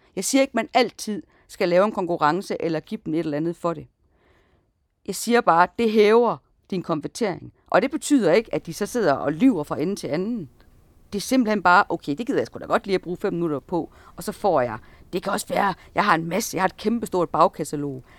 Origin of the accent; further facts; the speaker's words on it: Jutland, Denmark; vi er sådan to jyder